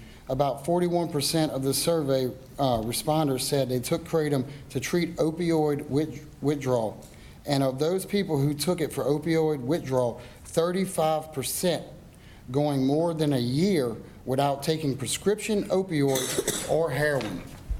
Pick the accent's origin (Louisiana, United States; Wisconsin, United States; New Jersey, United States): Louisiana, United States; Denham Springs; I'm from Denham Springs.